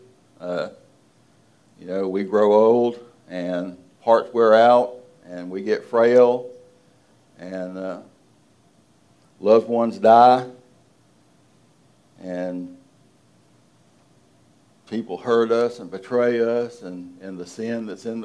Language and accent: English; Deep South, United States; I'm from the deep South